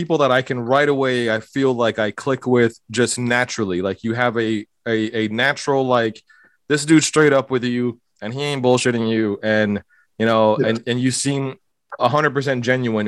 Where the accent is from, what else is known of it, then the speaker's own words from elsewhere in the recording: Hialeah, Florida, United States; I'm growing up in a place called Hialeah, Florida